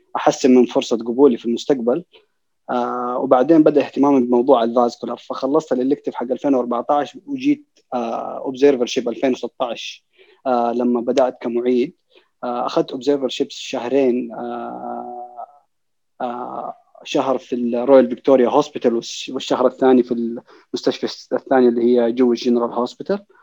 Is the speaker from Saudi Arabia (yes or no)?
yes; Saudi Arabia; عندنا في السعوديه